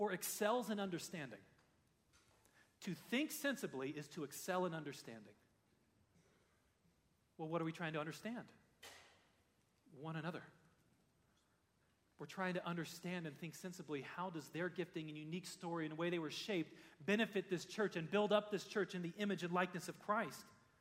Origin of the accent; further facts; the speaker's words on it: United States; As a pastor in a church, growing up in America